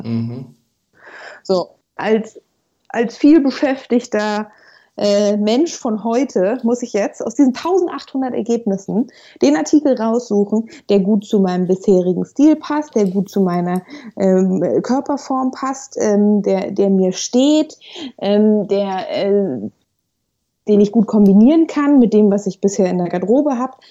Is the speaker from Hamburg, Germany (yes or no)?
yes; Hamburg, Germany; moved away as an adult; also born or lived in Freiburg; ich bin äh, gebürtige Hamburgerin